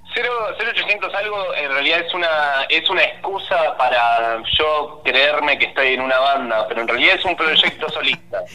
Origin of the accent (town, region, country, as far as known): Banfield, Buenos Aires Province, Argentina; moved away as an adult; now in Buenos Aires, Argentina